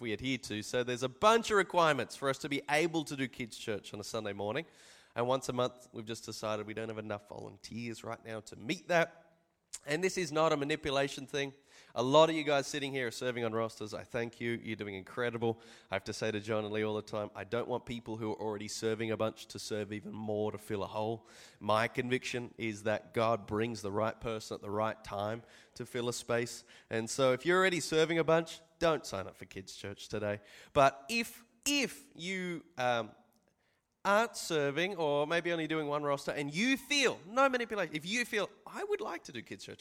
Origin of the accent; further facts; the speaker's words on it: Australia; I'm from Australia